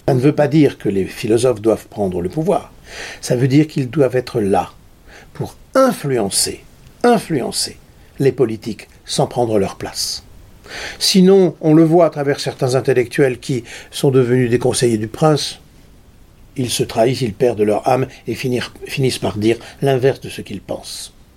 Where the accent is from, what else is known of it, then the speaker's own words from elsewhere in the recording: Nord, Hauts-de-France, France; je suis du Nord